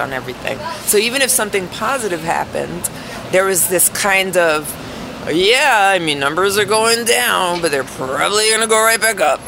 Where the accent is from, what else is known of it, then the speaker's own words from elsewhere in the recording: New York, United States; moved away; being a New Yorker and all, or a former New Yorker